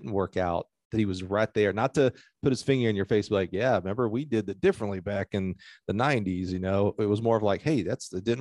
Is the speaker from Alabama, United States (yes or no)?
yes; Alabama, United States; moved away; I'm from Alabama